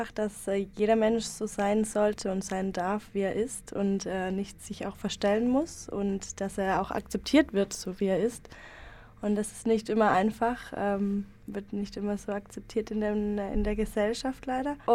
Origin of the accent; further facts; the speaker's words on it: Germany; moved away as an adult; now in Lenzburg, Switzerland; Genau, also ursprünglich aus äh, Deutschland. Ich bin erst jetzt seit einem Monat hier in Lenzburg.